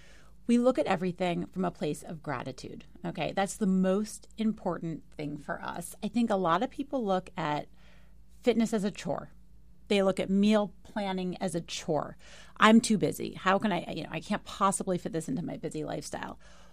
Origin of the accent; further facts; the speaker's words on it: New York City, New York, United States; I am a New Yorker.